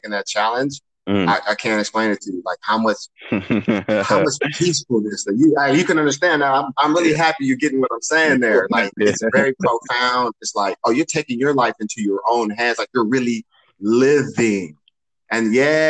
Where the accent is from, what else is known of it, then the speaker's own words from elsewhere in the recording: Los Angeles, California, United States; moved away as an adult; also born or lived in Pasadena, California / Fort Wayne, Indiana; I grew up in Los Angeles or Pasadena, California, and I grew up in the heart of gangbang.